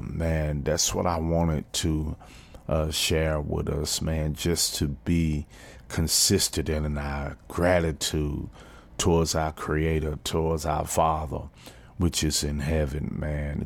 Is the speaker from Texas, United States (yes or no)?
yes; Fort Worth, Texas, United States; My hometown team, T C U